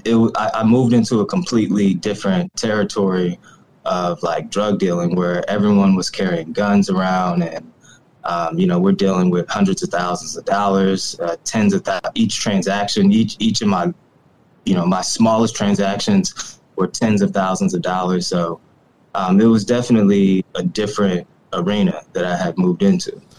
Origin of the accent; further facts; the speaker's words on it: Ferguson, Missouri, United States; I'm originally from the Ferguson, Missouri area of uh, North St. Louis